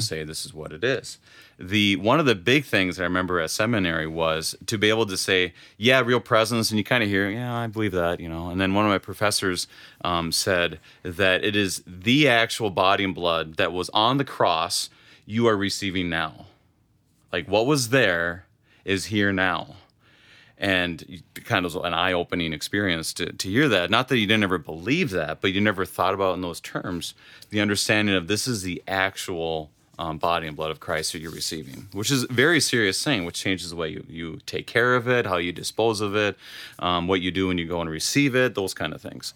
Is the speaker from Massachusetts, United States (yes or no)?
no; Wadena, Minnesota, United States; now in Sartell, United States; I grew up in Wadena.